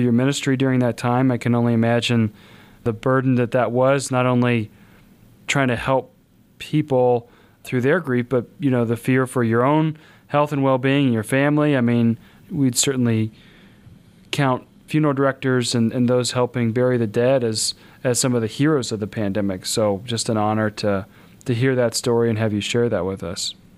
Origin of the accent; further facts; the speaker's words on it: Kansas, United States; now in South Bend, United States; I'm from Kansas